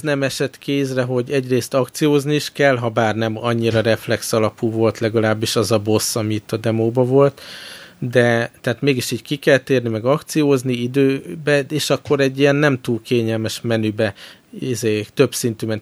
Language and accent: Hungarian; Hungary; csak magyarok vagyunk